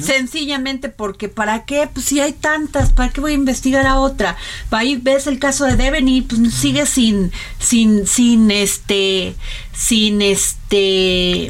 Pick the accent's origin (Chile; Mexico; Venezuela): Mexico; Aquí en México